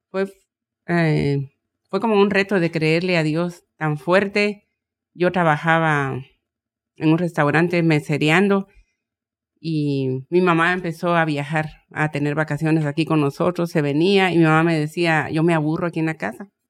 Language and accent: Spanish; Guatemala; moved away; aterrizamos con, con todo lo que vendí allá en mi país, en Guatemala.